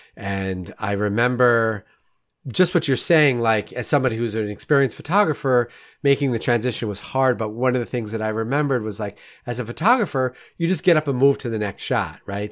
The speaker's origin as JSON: {"language": "English", "area": "Rockland County", "region": "New York", "country": "United States", "tie": "born or raised there", "moved": "as an adult", "lives_now": "Saint Louis, United States", "said": "I grew up in Rockland County, which is, you know, on the north part of the New York State"}